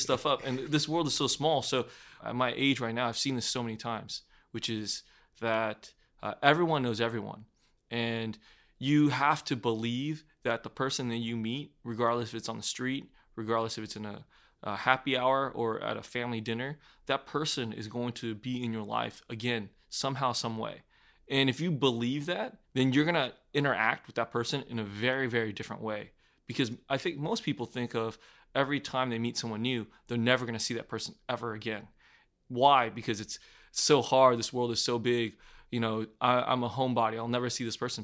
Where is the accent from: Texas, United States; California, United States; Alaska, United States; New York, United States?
Texas, United States; Houston; I grew up in Houston, Texas, and born and raised.